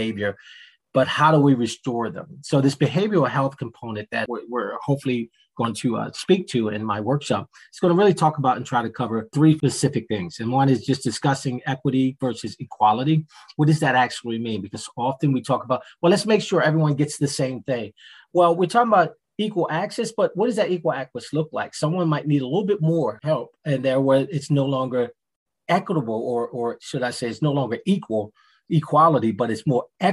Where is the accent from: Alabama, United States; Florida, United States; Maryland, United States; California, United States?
Maryland, United States; Baltimore; moved away; also born or lived in Philadelphia, Pennsylvania / Delaware; growing up in Baltimore, then moving to Philadelphia